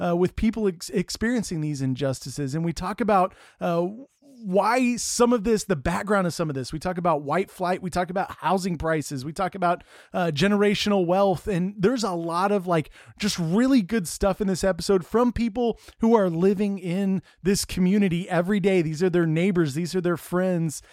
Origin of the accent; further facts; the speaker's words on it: Texas, United States; moved away; also born or lived in Chicago; We're from Texas